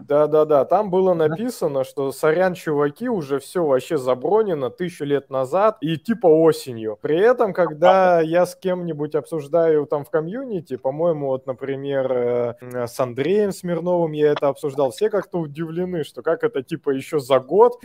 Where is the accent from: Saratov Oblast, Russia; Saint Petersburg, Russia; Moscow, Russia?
Saint Petersburg, Russia; Мы просто из Питера